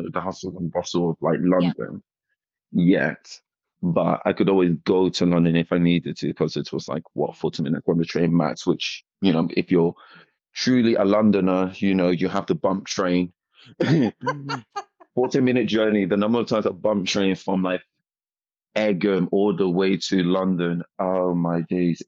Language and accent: English; Nigeria; moved away as an adult; also born or lived in Ghana; now in United Kingdom; I went to Nigeria and then I finished my primary school there and secondary school.